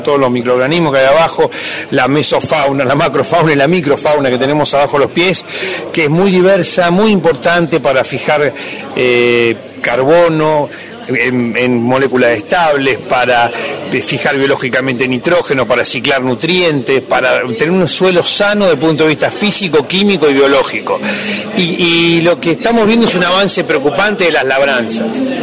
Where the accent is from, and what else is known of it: Argentina